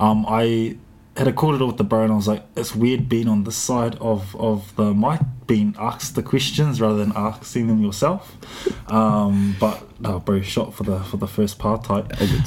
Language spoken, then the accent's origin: English; Whakatāne, Bay of Plenty, New Zealand; now in Dunedin, New Zealand; I am originally from Whakatāne, grew up there, came down to Ōtepoti, Dunedin, spent a lot of time down here.